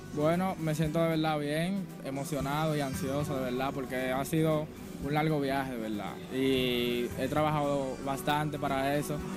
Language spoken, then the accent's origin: Spanish; Guaymate, La Romana, Dominican Republic; Yo vengo de Guaymate, de las romanas